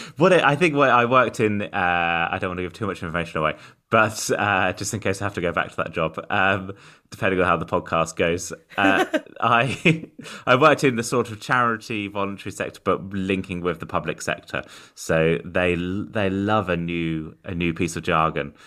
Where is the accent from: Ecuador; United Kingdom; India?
United Kingdom; I'm an autistic comedian from the U K.